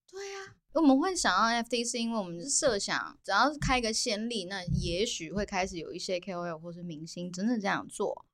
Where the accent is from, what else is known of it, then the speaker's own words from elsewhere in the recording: Taiwan; 我也是台湾人啊